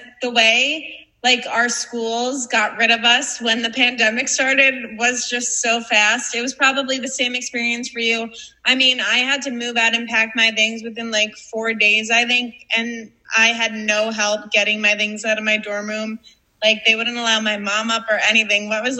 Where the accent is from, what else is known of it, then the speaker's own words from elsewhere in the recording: Long Island, New York, United States; we come from Long Island.